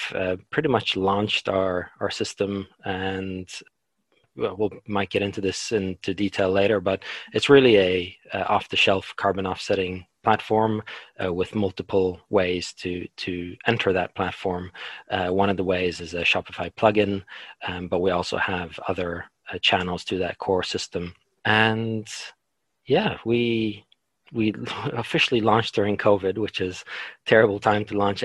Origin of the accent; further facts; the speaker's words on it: Norway; moved away as an adult; also born or lived in London, United Kingdom; now in New Zealand; I'm from Norway, but my parents are Polish